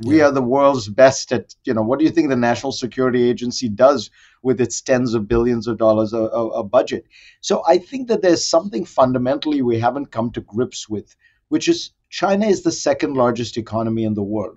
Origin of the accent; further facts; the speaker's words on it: Mumbai, Maharashtra, India; I grew up in India in the 60s and 70s